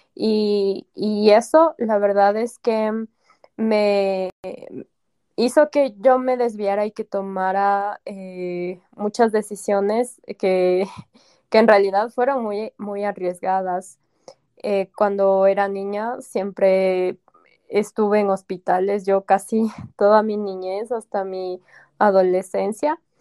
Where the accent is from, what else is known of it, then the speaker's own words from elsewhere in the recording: Ecuador; now in Quito, Ecuador; soy de Ecuador, vivo en la capital, acá en Quito.